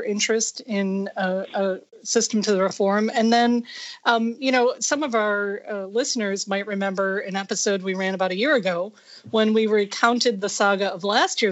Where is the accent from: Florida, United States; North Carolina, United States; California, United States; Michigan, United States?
Michigan, United States; moved away; I'm from Michigan